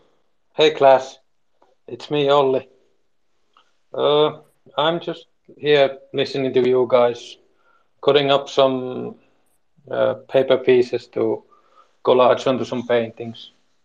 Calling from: Finland; I'm speaking from Finland

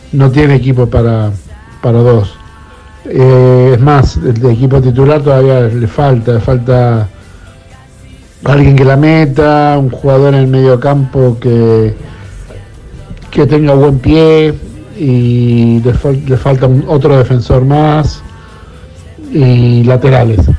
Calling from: Buenos Aires, Argentina; Buenas noches … de Caballito, ¿cómo les va?

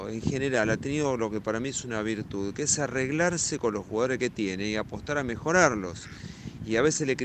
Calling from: Mar del Plata, Buenos Aires Province, Argentina; Hola Ramiro, buenas tardes … de Mar del Plata.

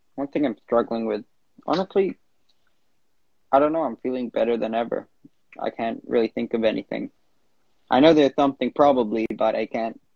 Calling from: Vancouver, British Columbia, Canada; I'm calling in from Vancouver, Canada

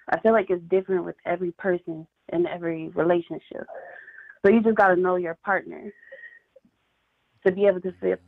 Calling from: Columbia, Missouri, United States; I'm calling from Columbia, Missouri.

